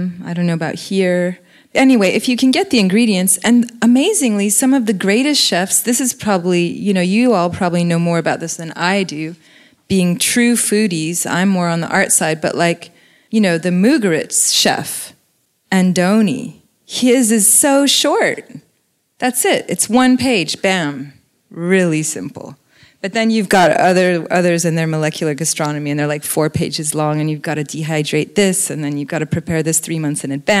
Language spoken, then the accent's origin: English; New Zealand; It's an invasive seed. I grew up with this in New Zealand.